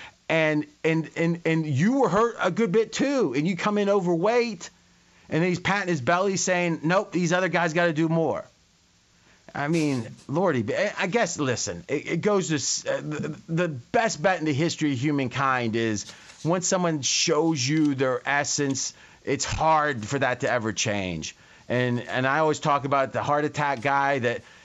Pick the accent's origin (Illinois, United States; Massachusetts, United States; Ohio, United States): Ohio, United States; now in Las Vegas, United States; I grew up in Ohio